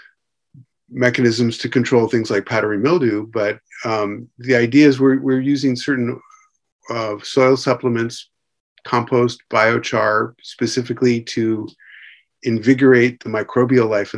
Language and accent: English; California, United States; I'm from California